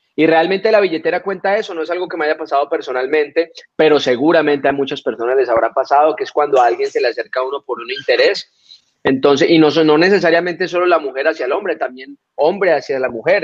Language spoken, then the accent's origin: Spanish; Colombia; nosotros como colombianos